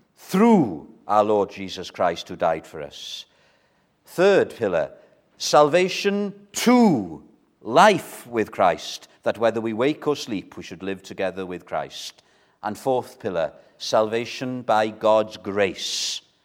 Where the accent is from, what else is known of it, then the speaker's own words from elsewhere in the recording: Wales, United Kingdom; as a Welshman